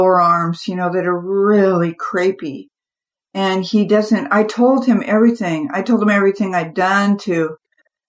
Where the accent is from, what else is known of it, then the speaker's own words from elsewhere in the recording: California, United States; I grew up in the California sun